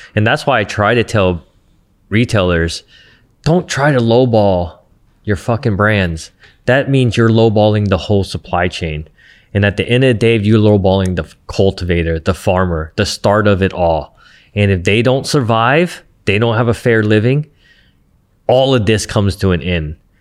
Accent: Santa Ana, California, United States; I'm from Santa Ana

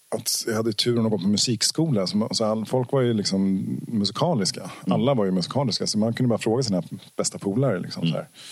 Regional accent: Ekerö, Stockholm County, Sweden; ute på Ekerö där jag växte upp

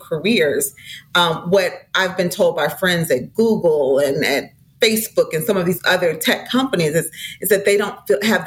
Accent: St. Paul, Minnesota, United States; I was raised in St. Paul, Minnesota, in the 70s

